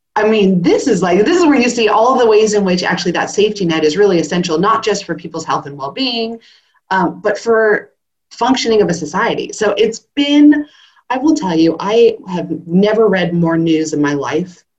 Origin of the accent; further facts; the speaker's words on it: California, United States; now in Australia; I'm a Californian